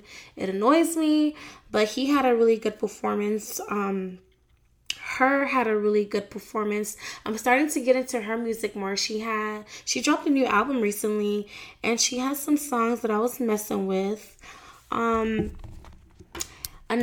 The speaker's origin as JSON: {"language": "English", "town": "Miami", "region": "Florida", "country": "United States", "tie": "born or raised there", "said": "my hometown, Miami"}